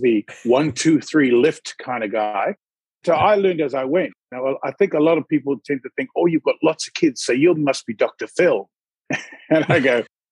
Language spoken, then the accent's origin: English; New Zealand; moved away as an adult; also born or lived in Australia; I grew up in New Zealand